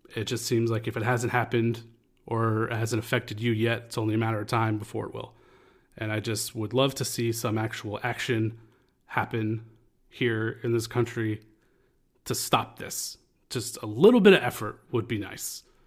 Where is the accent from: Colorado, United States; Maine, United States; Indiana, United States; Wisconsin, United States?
Maine, United States; Lewiston; my hometown in Lewiston, Maine